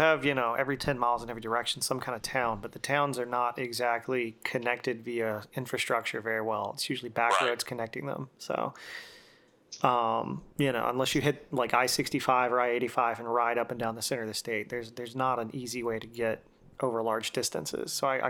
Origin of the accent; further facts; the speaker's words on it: Montgomery, Alabama, United States; now in Dothan, United States; So I'm originally from the Montgomery area